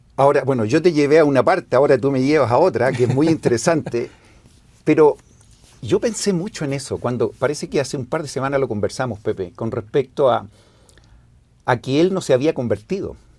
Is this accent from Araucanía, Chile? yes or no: no; Santiago, Santiago Metropolitan Region, Chile; yo nací en Santiago, en Chile